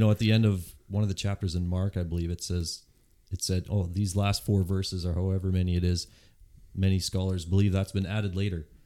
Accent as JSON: {"language": "English", "area": "Yontzee", "region": "Manitoba", "country": "Canada", "tie": "born or raised there", "said": "I grew up in Yontzee"}